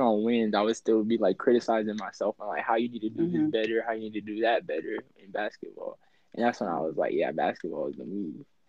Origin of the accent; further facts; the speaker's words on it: Winter Haven, Florida, United States; I am from Winter Haven, you know, Florida, born and raised